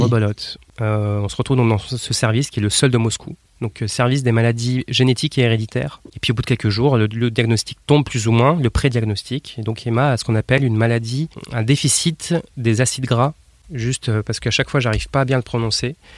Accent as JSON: {"language": "French", "town": "Nantes", "region": "Pays de la Loire", "country": "France", "tie": "born or raised there", "said": "je viens de France, né à Nantes"}